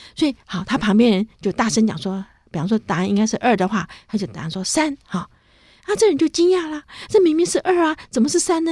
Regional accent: Taiwan; 我觉得我是回台湾教书，好，已经在中正大学教书，那时候我那一年是四十四岁

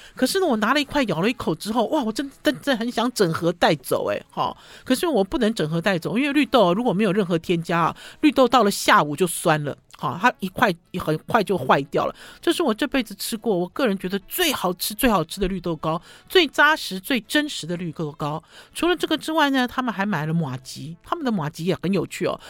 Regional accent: Taiwan; 我们台湾人

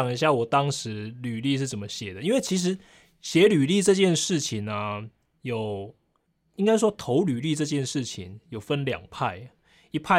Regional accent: Taiwan; ，我可能我要因为来做环保志工，我需要几天的住宿时间

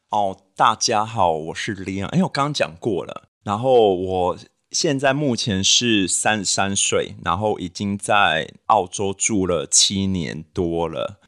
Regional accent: New Taipei, Taiwan; moved away; also born or lived in Western Australia; 因为我是新北人，所以我就在新北找一个 local 的，呃，test去检测一下 H I V

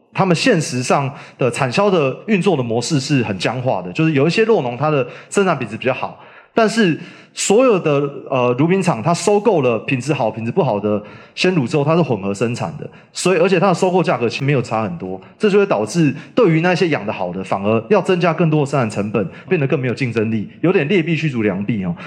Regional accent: Taipei, Taiwan; moved away as an adult; now in Yunlin, Taiwan; 我从小在台北长大

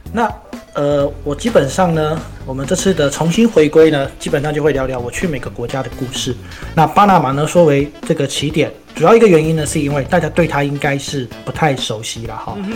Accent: Miaoli County, Taiwan; 尤其我们本身是苗栗人嘛， 就跟我们的客家菜有点类似

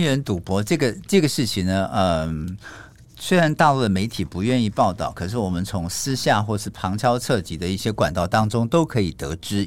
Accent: Taiwan; moved away as an adult; also born or lived in mainland China; now in China; 灰色收入跟黑色收入是我们台湾这边很难看得到

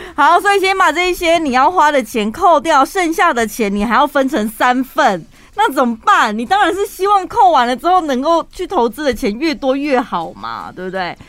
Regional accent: Taiwan; 我就是身为台湾人

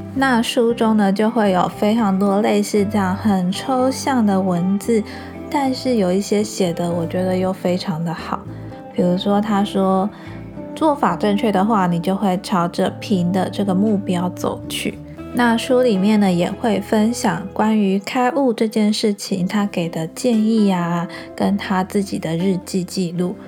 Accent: Changhua County, Taiwan; moved away as an adult; also born or lived in Pingtung; now in Kaohsiung, Taiwan; 因为我是从彰化嫁到屏东嘛，那我现在住高雄。

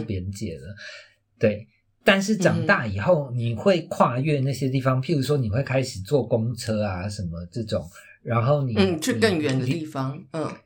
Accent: Taiwan; 我小时候在眷村长大，然后眷村就嗯。是，呃，它里面有非常多小巷子

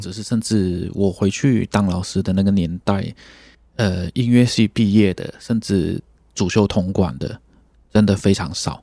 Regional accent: Malaysia; moved away as an adult; now in Taiwan; 因为我们就是马来西亚的乐团跟台湾的乐团不一样

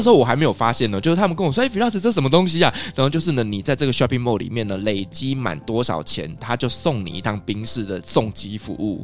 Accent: Taiwan; 我们台湾人能接受的

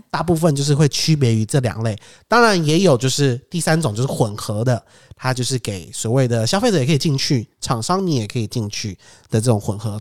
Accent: Taiwan; 身为台湾人

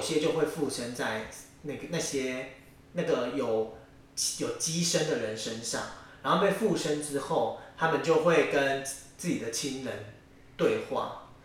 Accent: Taiwan; also born or lived in Yilan; 我家其实就住在义民庙附近，客家人，我是客家人

